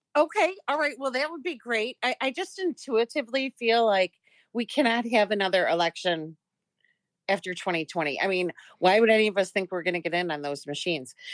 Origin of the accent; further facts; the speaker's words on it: Chicago, Illinois, United States; I am born and raised in Chicago.